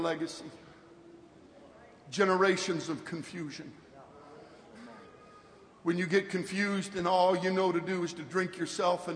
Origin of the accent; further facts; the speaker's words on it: 50 miles south of San Francisco, California, United States; I'm from California, and I was raised 50 miles south of San Francisco